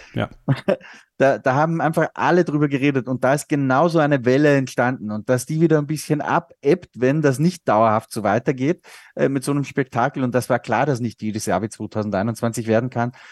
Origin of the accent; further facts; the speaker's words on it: Austria; der Österreich Grand Prix in meiner Heimat